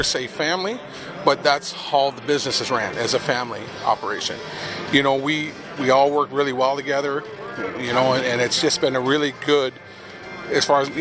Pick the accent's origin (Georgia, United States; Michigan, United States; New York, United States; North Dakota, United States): North Dakota, United States; North Dakota Valley, United States; now in Florida, United States; born and raised in North Dakota Valley